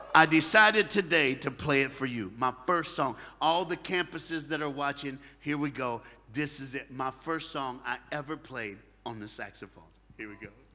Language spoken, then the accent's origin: English; the South, United States; I'm from the United States of America and I live in the South in the United States of America